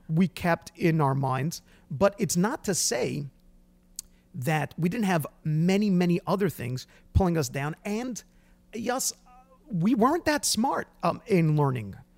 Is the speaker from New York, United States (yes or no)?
yes; Brooklyn, New York, United States; we come from Brooklyn, New York